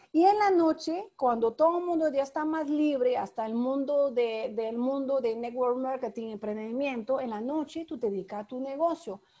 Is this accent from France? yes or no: yes; France; moved away as an adult; now in Panama; Yo soy francesa. Llegué en tu país, en Panamá